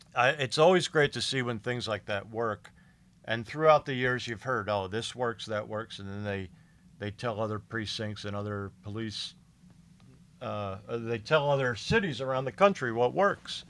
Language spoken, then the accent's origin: English; Philadelphia, Pennsylvania, United States; moved away as an adult; also born or lived in Florida / West Palm Beach / Fort Pierce; I grew up in Philadelphia area